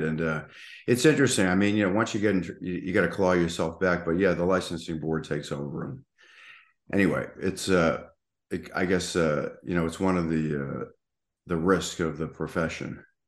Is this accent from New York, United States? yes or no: no; Boston, Massachusetts, United States; now in South Florida, United States; I grew up in Boston